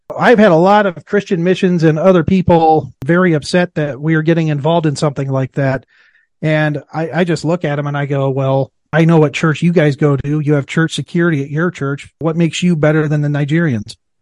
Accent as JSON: {"language": "English", "region": "Iowa", "country": "United States", "tie": "born or raised there", "said": "I was born and raised in Iowa"}